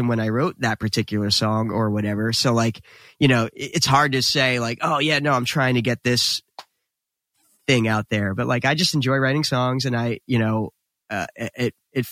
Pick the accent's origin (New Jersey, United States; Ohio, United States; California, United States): New Jersey, United States; we were instantly proud to be from New Jersey